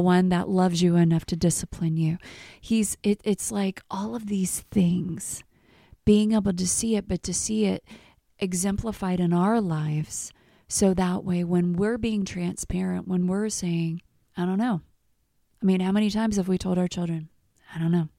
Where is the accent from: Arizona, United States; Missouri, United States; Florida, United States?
Missouri, United States; moved away as an adult; also born or lived in Texas; I'm from Missouri